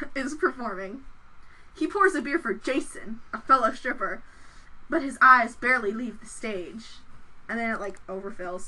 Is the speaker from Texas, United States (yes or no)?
no; Chicago, Illinois, United States; we're from Chicago